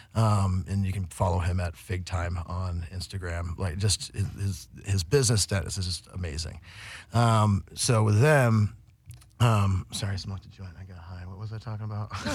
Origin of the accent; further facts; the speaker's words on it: Vermont, United States; moved away as an adult; also born or lived in Humboldt, California; now in Los Angeles, United States; I grew up in Vermont and uh, moved out to Humboldt